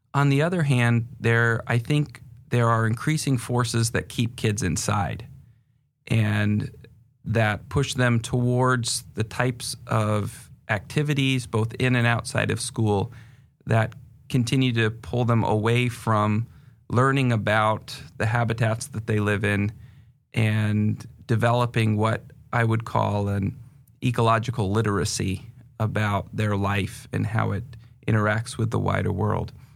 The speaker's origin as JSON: {"language": "English", "region": "northern New Hampshire", "country": "United States", "tie": "born or raised there", "also_born_or_lived": "England", "moved": "as an adult", "lives_now": "Seattle area, United States", "said": "I was born in England and moved to the United States when I was five and grew up in northern New Hampshire"}